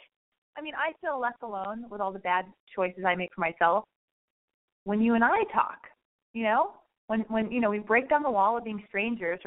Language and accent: English; Los Angeles, California, United States; also born or lived in West Hollywood; I was born and raised in Hollywood or West Hollywood